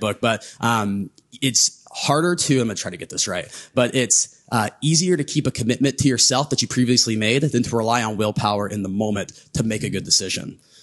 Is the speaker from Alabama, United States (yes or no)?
no; Southern Ohio, United States; growing up in Southern Ohio